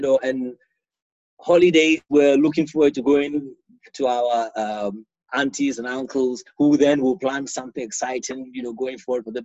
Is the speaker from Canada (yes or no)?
no; Ghana; moved away as an adult; now in United Kingdom; I grew up in Ghana.